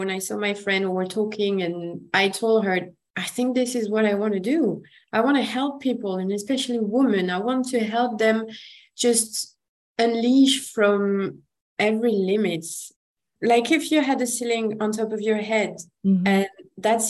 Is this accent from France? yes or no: yes; France; accent: French; English is a second language; I'm French, if my accent doesn't say